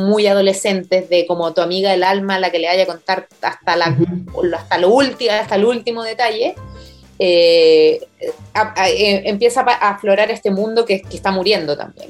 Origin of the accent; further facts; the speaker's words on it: Chile; nuestra herencia como chilenos